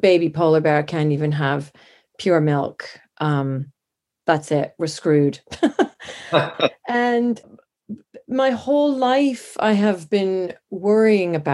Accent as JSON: {"language": "English", "country": "Canada", "tie": "born or raised there", "also_born_or_lived": "Montana", "moved": "as an adult", "lives_now": "London, United Kingdom", "said": "I was born in Canada, but I've lived in London, England, since my early 20s."}